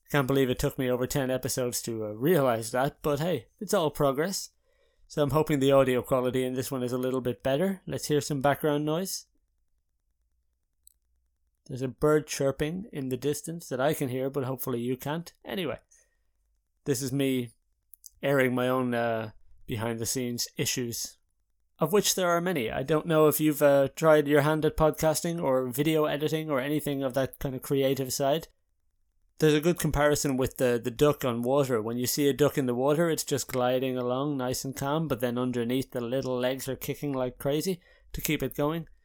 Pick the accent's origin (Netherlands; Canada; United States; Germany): Netherlands; Haarlem, North Holland; so i'm in the netherlands now in haarlem my hometown but for the last two months i had been in ireland in rural ireland in clonmellon with my parents